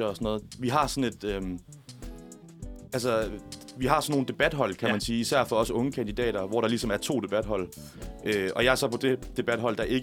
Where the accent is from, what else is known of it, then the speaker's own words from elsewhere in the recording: Tønder, Southern Denmark, Denmark; jeg er venstre øh, hjemme i Tønder, hvor jeg kommer fra, heller ikke har et problem med at rekruttere venstrefolk.